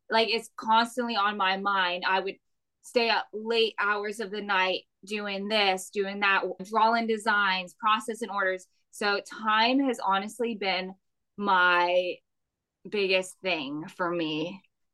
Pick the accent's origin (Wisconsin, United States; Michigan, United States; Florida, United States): Florida, United States; moved away as an adult; also born or lived in Miami, Florida; now in South Carolina, United States; I grew up in Florida and we moved to South Carolina in 2021